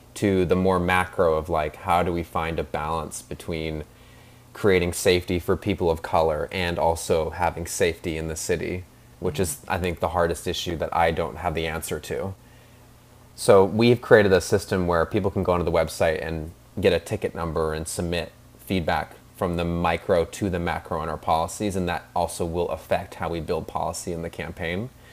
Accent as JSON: {"language": "English", "town": "Seattle", "region": "Washington", "country": "United States", "tie": "born or raised there", "also_born_or_lived": "New York", "said": "I was born in Seattle and grew up here"}